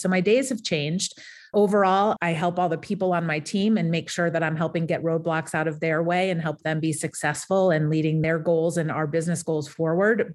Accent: Portsmouth, New Hampshire, United States; moved away as an adult; back in my hometown of Portsmouth, New Hampshire

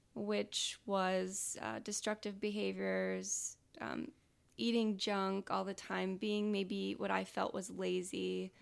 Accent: Rockford, Illinois, United States; I was born and raised in Rockford

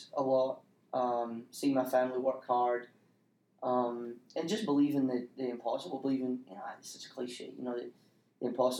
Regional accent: Scotland, United Kingdom; moved away as an adult; also born or lived in Spain; now in Troy, United States; I'm from Scotland.

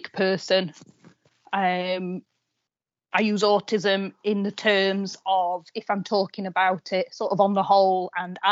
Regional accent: Doncaster, Yorkshire and the Humber, United Kingdom; moved away as an adult; now in Sheffield, United Kingdom; I'm originally from Doncaster

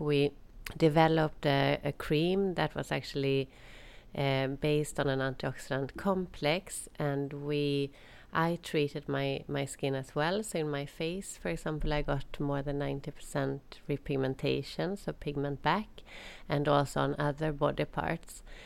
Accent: Sweden; moved away as an adult; also born or lived in England / Jordan / Netherlands / Ireland; when it was time to move back to to Sweden

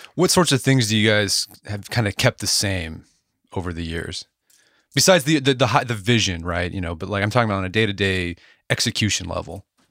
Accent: Edmond, Oklahoma, United States; now in Tulsa, United States; I grew up in Edmond, Oklahoma, a suburb of Oklahoma City.

